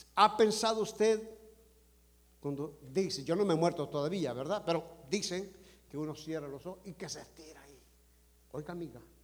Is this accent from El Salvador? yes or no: yes; El Salvador; now in United States; como buen salvadoreño